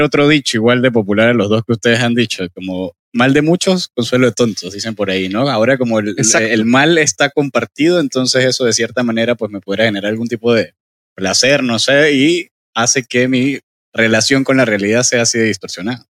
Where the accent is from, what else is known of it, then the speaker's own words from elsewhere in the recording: Venezuela; moved away as an adult; now in Santiago, Chile; yo vengo de Venezuela